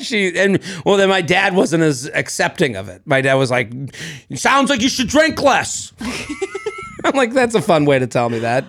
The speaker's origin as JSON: {"language": "English", "town": "Boston", "region": "Massachusetts", "country": "United States", "moved": "yes", "lives_now": "New York City, United States", "said": "as a Bostonian"}